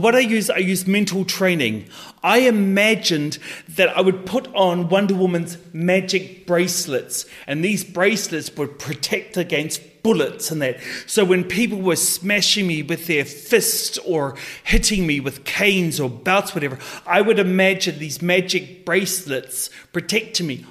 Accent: New Zealand; a wealthy, predominant Scottish family in New Zealand adopted me. And so I grew up as a Maori boy in a Scottish family

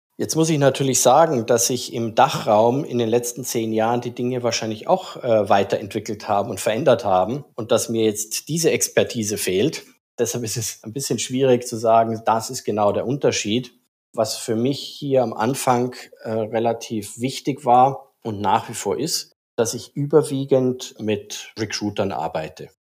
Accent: Austria; moved away as an adult; now in Singapore; dass ich gebürtiger Österreicher bin

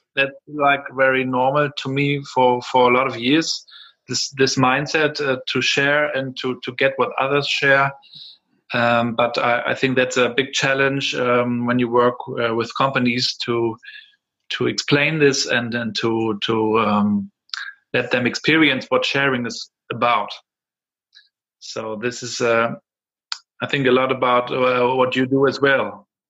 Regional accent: Rostock, Mecklenburg-Vorpommern, Germany; English is a second language; I'm from Rostock here. Um, was raised here uh, at the Baltic Sea.

